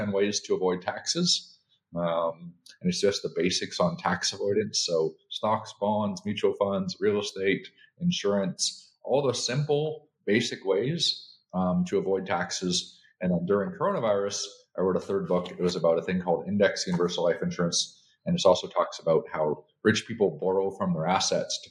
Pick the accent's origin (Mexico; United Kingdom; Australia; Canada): Canada; moved away as an adult; now in United States; I'm originally from Canada. I came here like 24 years ago for the American dream